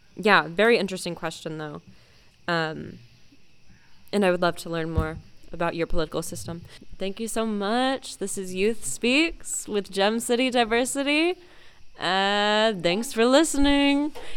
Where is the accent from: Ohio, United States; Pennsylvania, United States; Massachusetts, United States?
Ohio, United States; Dayton; I am also 17 years old and I am from Dayton, Ohio.